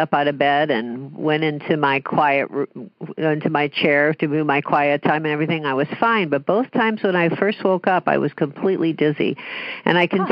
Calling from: Danville, California, United States; I'm calling from Danville, California

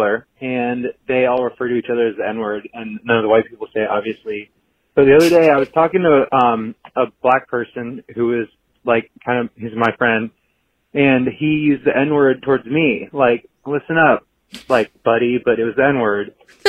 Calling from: North Carolina, United States; Hey, Andrew, Tani, and guest. I'm from North Carolina. I'm a white gay.

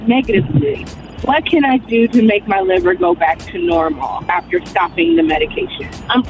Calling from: St. Louis, Missouri, United States; I'm calling from St. Louis, Missouri.

